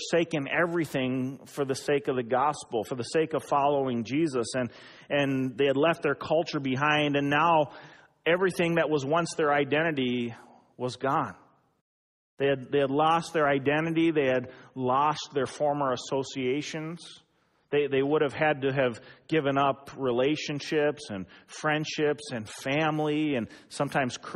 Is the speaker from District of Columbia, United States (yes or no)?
no; Eden Prairie, Minnesota, United States; born or raised there